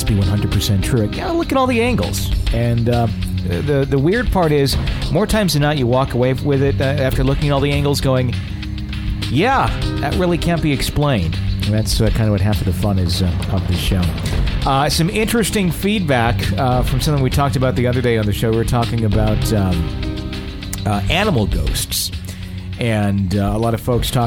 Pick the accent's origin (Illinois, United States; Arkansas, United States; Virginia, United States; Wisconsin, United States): Wisconsin, United States; Fond du Lac; I grew up in Wisconsin. I grew up in a town called Fond du Lac, Wisconsin